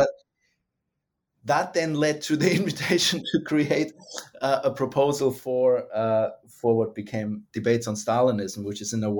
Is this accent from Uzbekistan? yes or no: no; Germany; English is a second language; moved away as an adult; also born or lived in United States; now in Australia; the perspective of somebody who is, you know, was born and raised in Germany, got interested in Russia and then the Soviet Union, and then was trained in the United States and ended up in Australia.